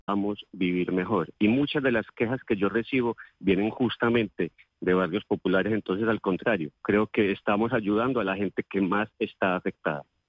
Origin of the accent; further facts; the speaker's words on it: Colombia; como colombianos